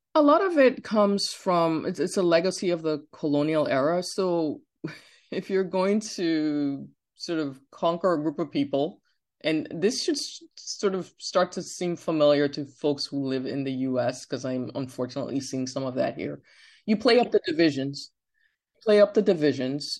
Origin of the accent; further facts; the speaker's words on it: Ibadan, Oyo, Nigeria; now in United States; when I was a teenager growing up in Nigeria